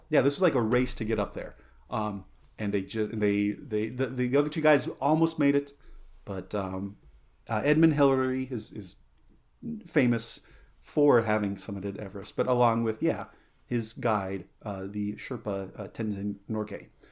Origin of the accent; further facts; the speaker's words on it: San Luis Valley, Colorado, United States; moved away; growing up, uh, in the San Luis Valley, growing up in Colorado